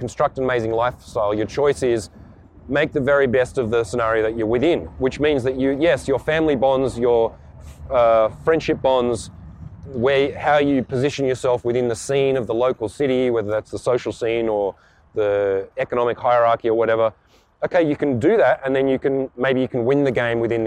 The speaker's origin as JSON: {"language": "English", "town": "Canberra", "region": "Australian Capital Territory", "country": "Australia", "tie": "born or raised there", "said": "I was born in Canberra, Australia, the most boring, sterile city in the Southern Hemisphere."}